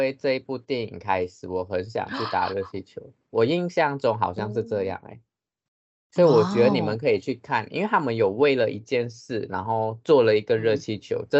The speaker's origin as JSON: {"language": "Chinese", "country": "Taiwan", "tie": "born there", "said": "毕竟因为文化差异嘛，像我们现在生在台湾，虽然我们都是华人，可是有一些还是会不一样。"}